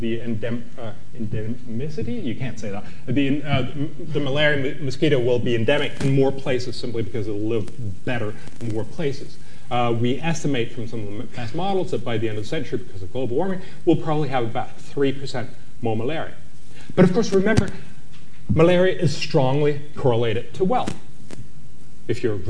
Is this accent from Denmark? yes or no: yes; Copenhagen, Capital Region of Denmark, Denmark; in my hometown, we were supposed to have the treaty that would save the world in Copenhagen